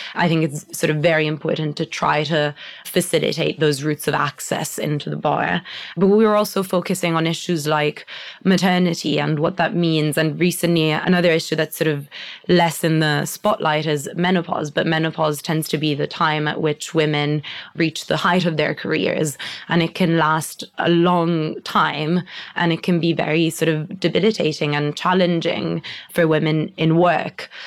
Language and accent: English; Italy; English is a second language; moved away as an adult; now in United Kingdom; growing up in Italy and like with an entirely Italian family